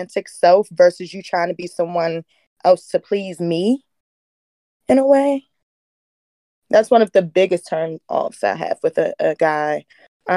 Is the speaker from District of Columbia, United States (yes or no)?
yes; Washington, District of Columbia, United States; I'm from the D.C. area.